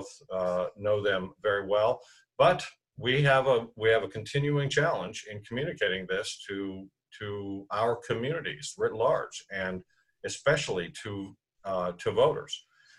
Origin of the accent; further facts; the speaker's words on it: Tucson, Arizona, United States; In Southern Arizona, in Tucson's my hometown, as you know, and I worked for the University of Arizona there for 11 years